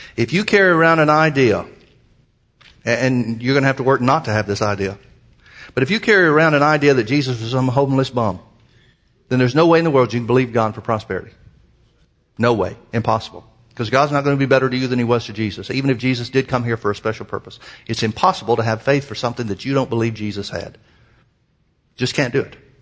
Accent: Birmingham, Alabama, United States; moved away; I was brought up in Birmingham, Alabama

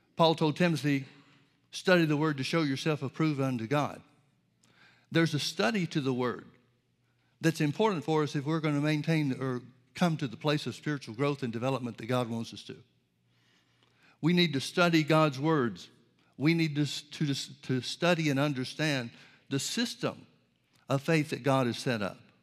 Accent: Birmingham, Alabama, United States; I grew up in Birmingham, Alabama

